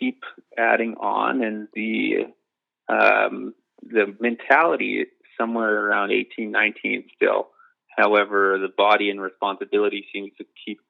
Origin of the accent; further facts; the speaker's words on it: Medicine Hat, Alberta, Canada; moved away as an adult; Grew up in Medicine Hat, Alberta for the first 22 years of my life.